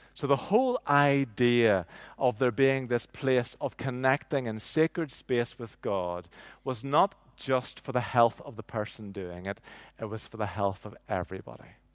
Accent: Northern Ireland, United Kingdom; I grew up in nineteen seventies and nineteen eighties in, in Northern Ireland

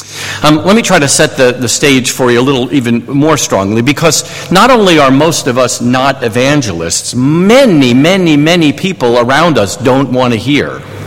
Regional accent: New York, United States; accent: New York; I am originally from New York, and so I've kind of lost my New York accent, but I could turn it back on if you want me to.

